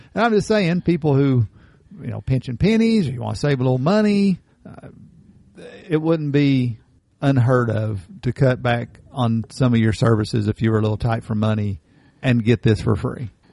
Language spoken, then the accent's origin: English; Appalachia, United States; Most of Appalachia, we are Scotch Irish descendants